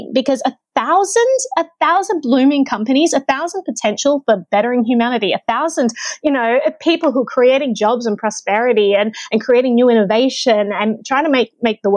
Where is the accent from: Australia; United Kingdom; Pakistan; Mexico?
Australia; as an Australian, I could live in New Zealand